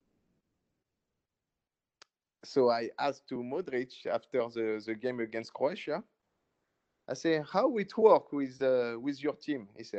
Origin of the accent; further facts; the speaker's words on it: Cameroon; I say, I know, man. That's why we're from Cameroon, man.